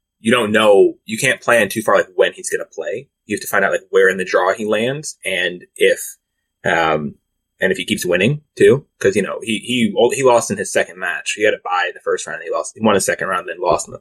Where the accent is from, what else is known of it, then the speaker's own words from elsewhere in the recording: Washington, District of Columbia, United States; I'm in Washington, my hometown